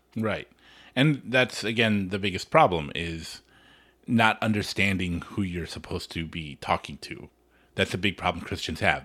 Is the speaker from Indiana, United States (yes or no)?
no; Los Angeles, California, United States; I grew up in Hollywood